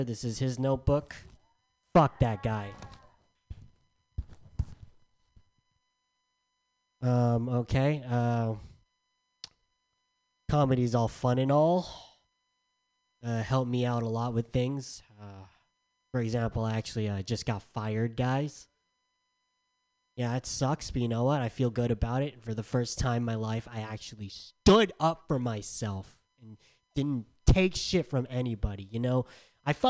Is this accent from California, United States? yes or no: yes; San Diego, California, United States; moved away; I'm from San Diego